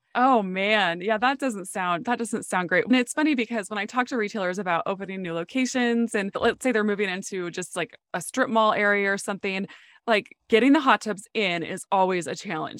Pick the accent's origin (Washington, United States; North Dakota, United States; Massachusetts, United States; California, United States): North Dakota, United States; moved away; I grew up in North Dakota